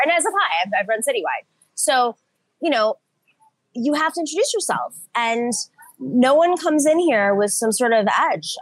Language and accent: English; Buffalo, New York, United States; I grew up in Buffalo, New York